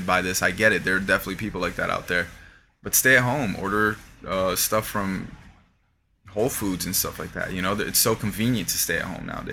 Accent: Miami, Florida, United States; we grew up out here in Miami

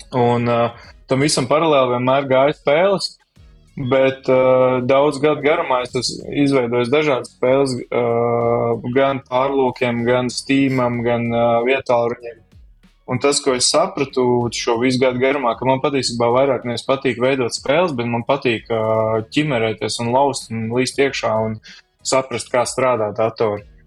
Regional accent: Kuldīga, Kuldīga Municipality, Latvia; es nāku no Kuldīgas

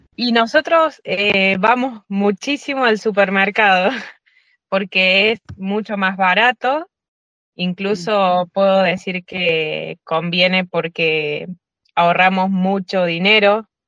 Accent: Córdoba, Argentina; now in San Candido, Italy; soy de Córdoba Capital, estoy viviendo en Italia, en San Cándido

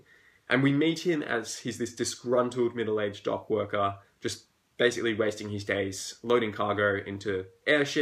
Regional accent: Australia; accent: Australian; I'm Australian, as you can tell by my accent

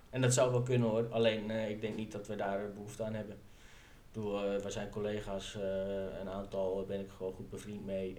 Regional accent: northern Netherlands, Netherlands; Ik kom ook uit het noorden van het land

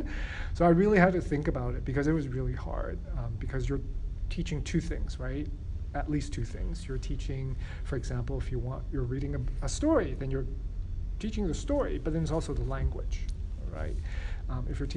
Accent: San Francisco, California, United States; first language English and Chinese; I grew up in San Francisco.

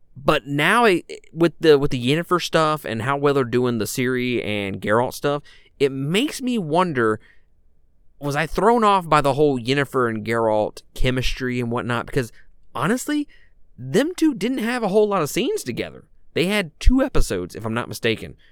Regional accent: Mississippi, United States; I'm a guy from Mississippi.

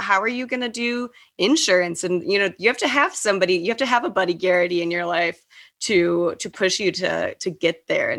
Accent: Texas, United States; We're childhood friends. We grew up in Texas.

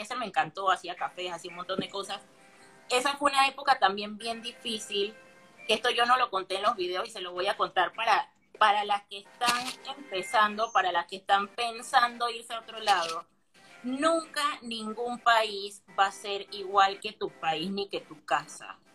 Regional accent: Panama; moved away as an adult; now in Buenos Aires, Argentina; los panameños somos los argentinos de Centroamérica

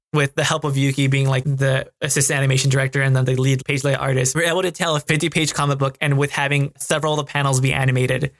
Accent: United States; being a Mexican American myself because growing up in America, I was more Americanized

